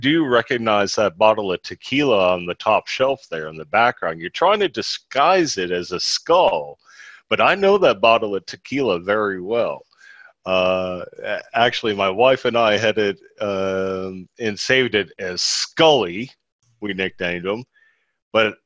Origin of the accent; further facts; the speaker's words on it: Ireland; as an Irishman